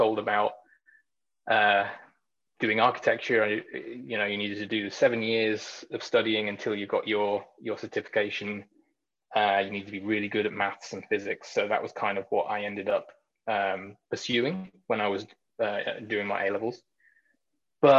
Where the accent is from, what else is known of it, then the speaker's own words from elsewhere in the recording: Knutsford, North West England, United Kingdom; moved away as an adult; also born or lived in Bay Area; now in San Francisco Bay Area, United States; I grew up in a little town in the northwest of England called Knutsford in Cheshire